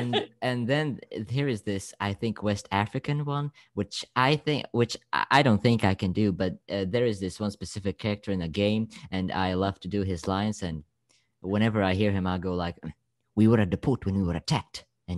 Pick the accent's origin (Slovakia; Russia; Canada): Slovakia; English is a second language; I'm from Slovakia.